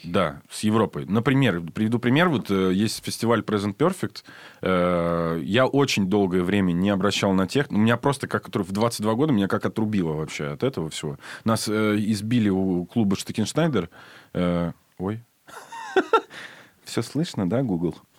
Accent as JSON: {"language": "Russian", "region": "Saint Petersburg", "country": "Russia", "said": "я из Питера"}